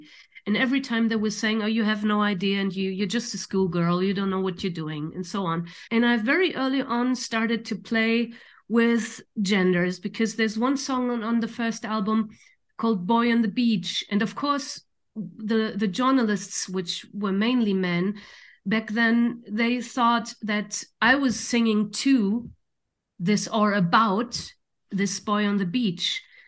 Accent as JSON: {"language": "English", "town": "Düsseldorf", "region": "North Rhine-Westphalia", "country": "Germany", "tie": "born there", "second_language": "English", "said": "I was born in Dusseldorf, which is North Rhine-Westphalia, how you call it, and my father is also from there"}